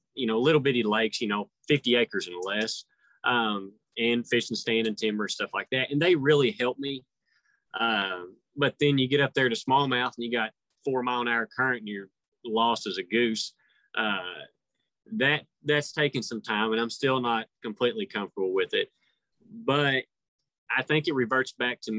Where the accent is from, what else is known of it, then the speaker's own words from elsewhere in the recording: Oklahoma, United States; I'm from Oklahoma where we fish rock a lot